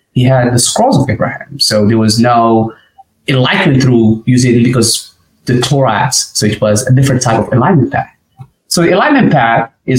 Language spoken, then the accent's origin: English; Morocco; moved away as an adult; also born or lived in Arkansas; now in United States; I'm originally from Morocco. Morocco is my home country.